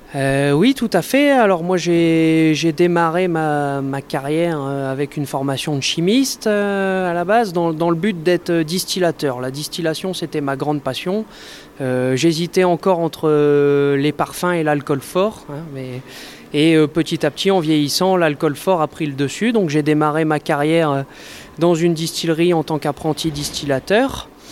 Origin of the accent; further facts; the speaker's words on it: Nord-Pas-de-Calais, Hauts-de-France, France; also born or lived in Jura; je suis revenu dans le, dans le Nord-Pas-de-Calais, qui est ma région d'origine